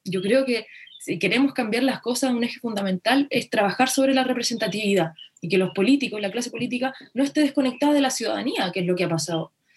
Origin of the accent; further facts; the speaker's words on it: Chile; nos enfrentamos como país